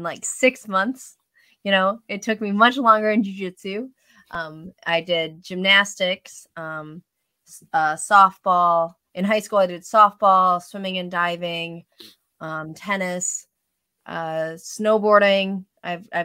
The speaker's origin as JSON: {"language": "English", "region": "Wisconsin", "country": "United States", "tie": "born or raised there", "moved": "yes", "lives_now": "Seattle, United States", "said": "I grew up in Wisconsin"}